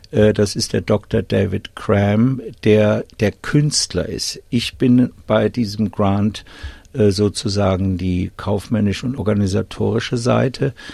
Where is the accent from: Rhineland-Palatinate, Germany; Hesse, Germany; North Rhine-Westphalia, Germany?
Hesse, Germany; Wiesbaden; now in Australia; Ich bin in Wiesbaden geboren und aufgewachsen, habe meine Schulzeit im Südschwarzwald verbracht, auf dem Internat